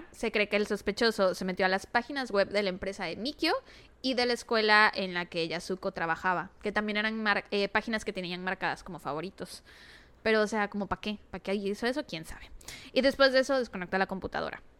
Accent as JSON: {"language": "Spanish", "country": "Mexico", "said": "Tal vez porque soy mexicana."}